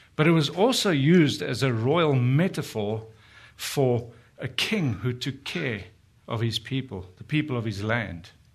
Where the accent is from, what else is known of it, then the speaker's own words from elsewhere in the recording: South Africa; moved away as an adult; we're from South Africa, been here for four years